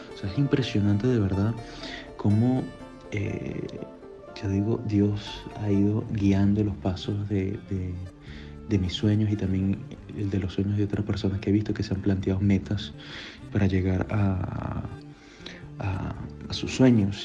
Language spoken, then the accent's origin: Spanish; Venezuela; moved away as an adult; now in Rome, Italy; soy de Venezuela